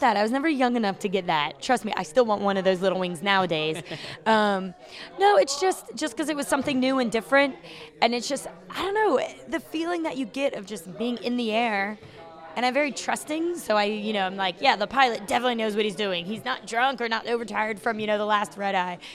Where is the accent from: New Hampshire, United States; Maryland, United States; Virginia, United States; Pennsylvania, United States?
Virginia, United States; Chesapeake; moved away as an adult; also born or lived in Norfolk, Virginia; now in Hanoi, Vietnam; I'm from Virginia. I was born and raised, well, I was born in Norfolk, raised in Chesapeake